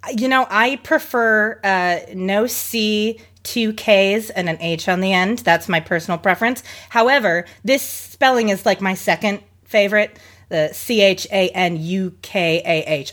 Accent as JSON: {"language": "English", "town": "Seattle", "region": "Washington", "country": "United States", "said": "also from here in Washington, I am from Seattle"}